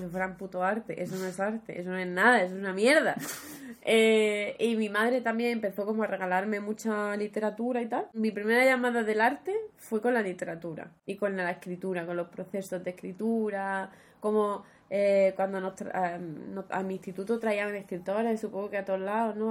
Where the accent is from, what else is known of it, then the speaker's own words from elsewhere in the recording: Huelva, Andalusia, Spain; había mucha falta de oferta cultural en Huelva, en mi pueblo